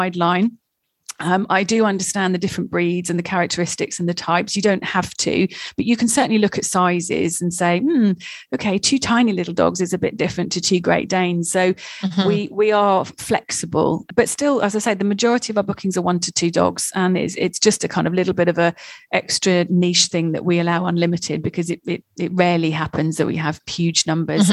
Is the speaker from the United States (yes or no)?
no; England, United Kingdom; I'm English